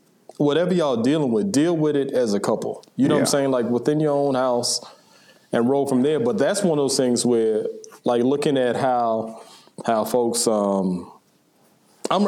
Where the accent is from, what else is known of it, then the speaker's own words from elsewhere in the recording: Charleston, South Carolina, United States; I'm from Charleston.